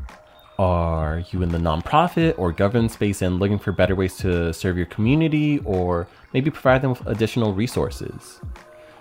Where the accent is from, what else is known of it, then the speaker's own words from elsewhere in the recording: San Jose, California, United States; having served my hometown of San Jose for the past 12 years